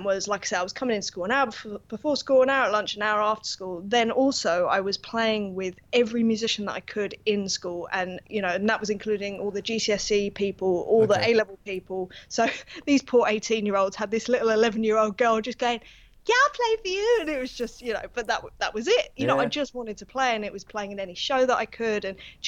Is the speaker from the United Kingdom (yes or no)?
yes; London, United Kingdom; I'm from North London, yes. Basically, born and bred.